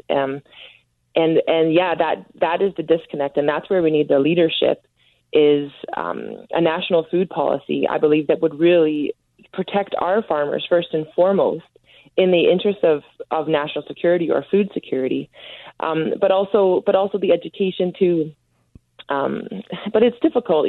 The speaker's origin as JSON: {"language": "English", "region": "Ontario", "country": "Canada", "said": "I'm from Ontario"}